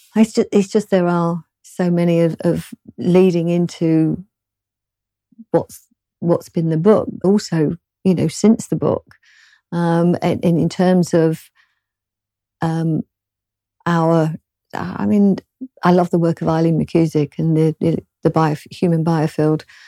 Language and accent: English; London, United Kingdom; accent: British; I'm from the South, kind of originally from London, not Cockney